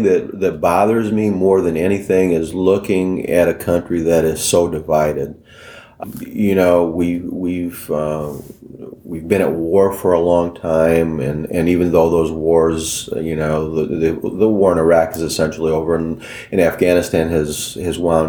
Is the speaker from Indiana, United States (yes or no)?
yes; Mishawaka, Indiana, United States; grew up in Mishawaka. I knew a lot of the people, the neighborhoods